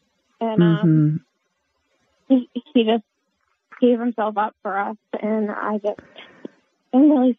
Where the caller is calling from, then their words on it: Lawrence, Massachusetts, United States; I'm calling from Lawrence, Massachusetts.